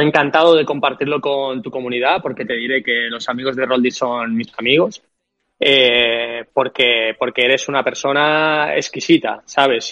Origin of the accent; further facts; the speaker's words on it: Madrid, Community of Madrid, Spain; yo soy de Madrid